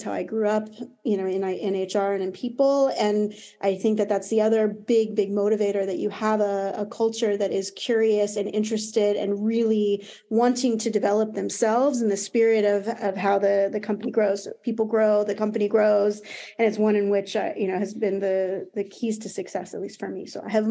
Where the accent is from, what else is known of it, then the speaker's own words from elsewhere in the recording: United States; accent: American; now in Paris, France; As you can probably hear from my accent, I'm American. I do live in Paris